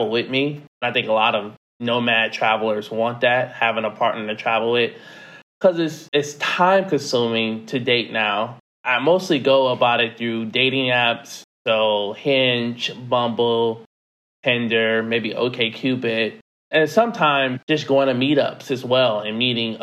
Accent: United States; moved away as an adult; being a American in some of these countries

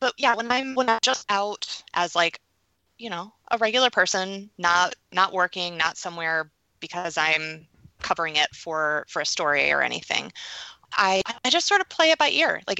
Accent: New York, United States; Oh, I'm a New Yorker.

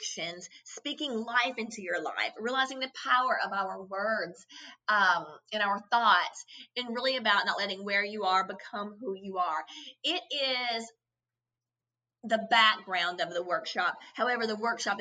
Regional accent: Kentucky, United States; growing up in Kentucky

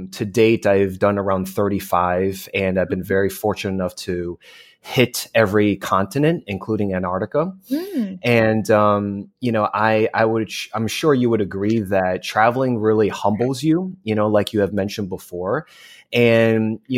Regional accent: New Jersey, United States; now in California, United States; I was born and raised in New Jersey, and my parents are immigrants from China and Hong Kong

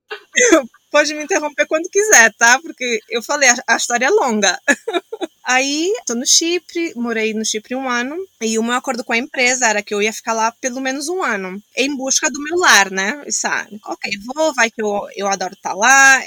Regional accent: Angola; moved away as an adult; also born or lived in Portugal / Miami, United States; now in Australia; eu sou de Angola, saí de Angola

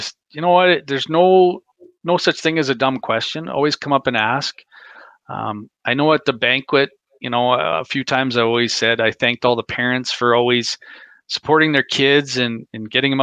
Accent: Canada; I'm from Canada

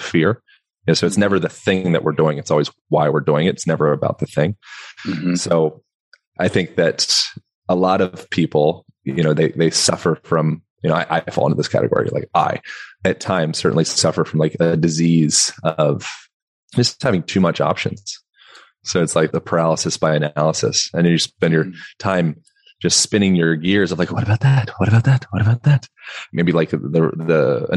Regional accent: Lancaster, Pennsylvania, United States; moved away; also born or lived in Hawaii / Boulder, Colorado / Bend, Oregon; Amish country, Lancaster, Pennsylvania, notorious for the Amish country

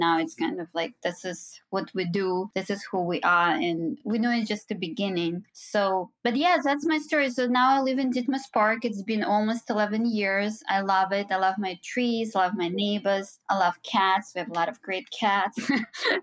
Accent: Minsk, Belarus; moved away as an adult; now in New York, United States; So I'm originally from Belarus, Minsk, and I was born and raised there. So I came here when I was 22

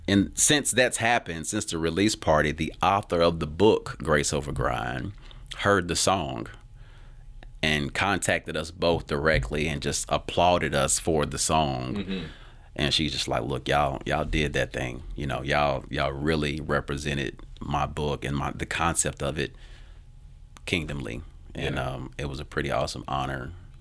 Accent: Tennessee, United States; So I'm not ashamed to be from Tennessee. I'm actually very grateful. So I want to make sure people understand that. Yeah, this is based out of Tennessee.

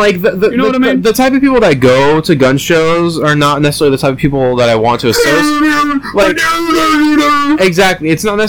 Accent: United States; growing up in America

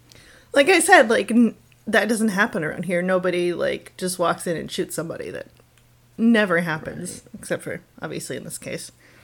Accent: Sault Ste. Marie, Michigan, United States; this is my hometown

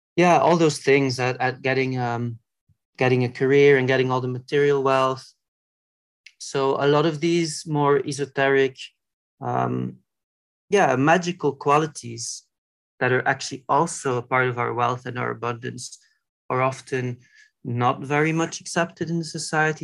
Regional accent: Belgium; where I grew up in Belgium

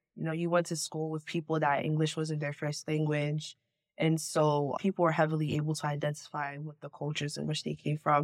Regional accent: New York City, New York, United States; I'm from the Bronx, New York, born and raised, but my entire family is from Ghana

